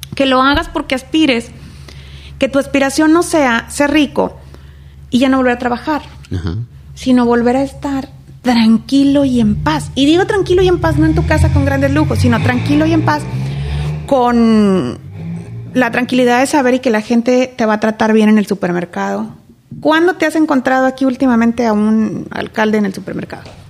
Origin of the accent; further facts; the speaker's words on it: Reynosa, Tamaulipas, Mexico; nací aquí en Reynosa, nací aquí en la clínica del Seguro Social. Estuve en tres escuelas primarias